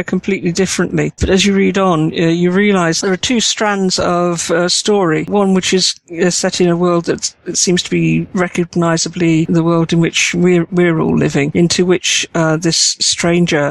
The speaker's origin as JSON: {"language": "English", "country": "United Kingdom", "said": "I'm British and I like the understated"}